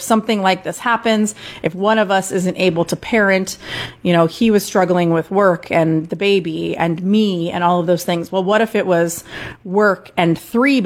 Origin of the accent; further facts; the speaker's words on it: Des Moines, Iowa, United States; moved away; This job offer came through out of seemingly out of nowhere in my hometown, right by my family